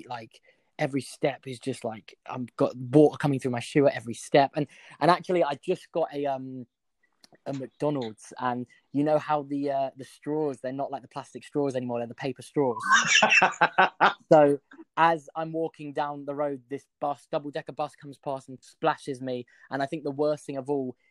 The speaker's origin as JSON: {"language": "English", "region": "London", "country": "United Kingdom", "said": "I'm a singer. I'm from North London."}